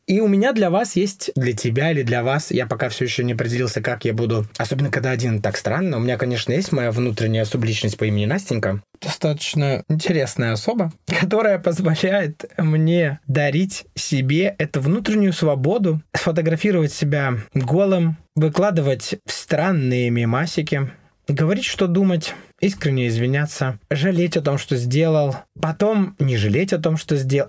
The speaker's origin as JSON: {"language": "Russian", "town": "Yekaterinburg", "region": "Sverdlovsk Oblast", "country": "Russia", "tie": "born or raised there", "moved": "as an adult", "lives_now": "Oslo, Norway", "said": "Родился я на Урале, в городе Екатеринбург"}